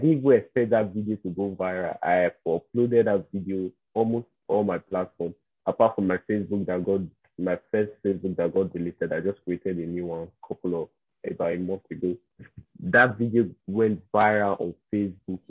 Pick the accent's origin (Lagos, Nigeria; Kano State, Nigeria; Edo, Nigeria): Edo, Nigeria; South Edo State, Nigeria; I'm from South Edo State